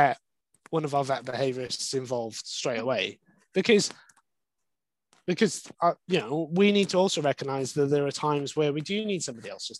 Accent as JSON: {"language": "English", "region": "Wales", "country": "United Kingdom", "tie": "born or raised there", "said": "I grew up in Wales"}